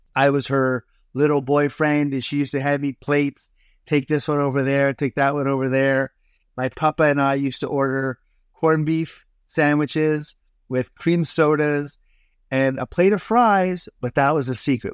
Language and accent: English; Toronto, Ontario, Canada; born or raised there; moved away as an adult; also born or lived in Hamilton, Ontario / Dundas, Ontario; now in Tofino, Canada